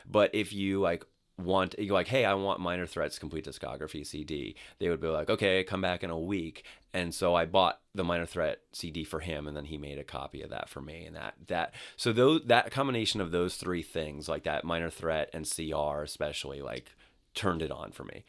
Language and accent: English; New York City, New York, United States; Staten Island, New York